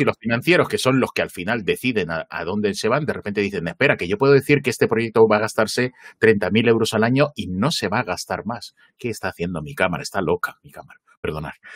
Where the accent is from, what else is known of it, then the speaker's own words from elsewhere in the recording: Gijón, Asturias, Spain; yo me crié en Gijón